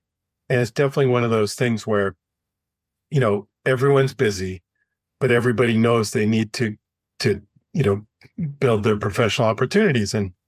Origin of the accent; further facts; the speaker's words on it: Canada; moved away as an adult; now in United States; I came from Canada and had a very, very limited network down here.